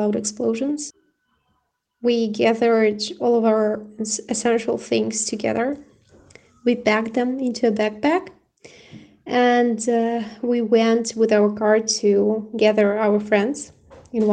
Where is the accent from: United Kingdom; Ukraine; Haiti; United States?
Ukraine; Kyiv; I'm from Kyiv